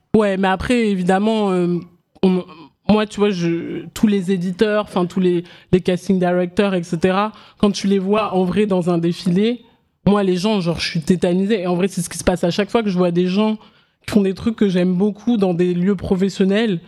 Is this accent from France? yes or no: yes; Paris suburbs, Seine-et-Marne, then Oise, Île-de-France, France; also born or lived in Abidjan, Côte d'Ivoire / Guinea; j'ai grandi en banlieue parisienne en Seine-et-Marne et après en Picardie dans l'Oise